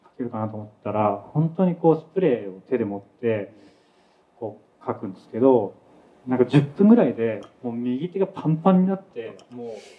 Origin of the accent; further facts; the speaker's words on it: Saitama, Japan; 僕は埼玉で生まれ育ったんですけど